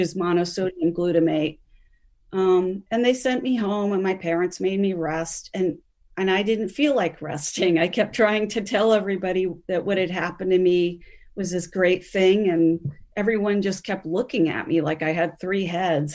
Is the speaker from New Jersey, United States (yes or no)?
yes; Grover's Mill, New Jersey, United States; moved away as an adult; also born or lived in Browns Mills, New Jersey; now in Minnesota, United States; by the time I was growing up in Grover's Mill in the nineteen seventies and eighties